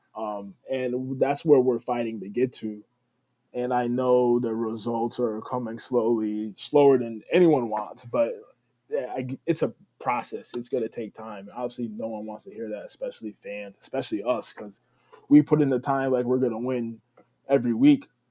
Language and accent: English; New Haven, Connecticut, United States; also born or lived in Schenectady, New York; I was born and raised in New Haven, Connecticut, the Westville area. Um, still where I reside